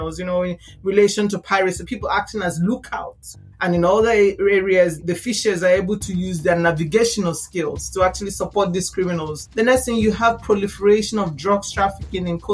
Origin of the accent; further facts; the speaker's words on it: Nigeria; I am Nigerian